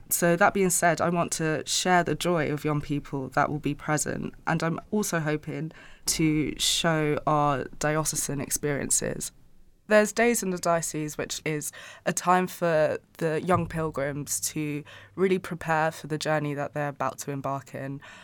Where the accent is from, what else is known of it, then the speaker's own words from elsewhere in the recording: Angola; I'm from Angola, so we speak Portuguese there